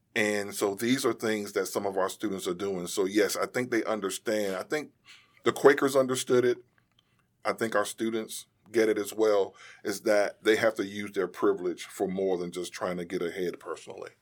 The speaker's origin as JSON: {"language": "English", "town": "Durham", "region": "North Carolina", "country": "United States", "tie": "born or raised there", "said": "When we grew up in Durham"}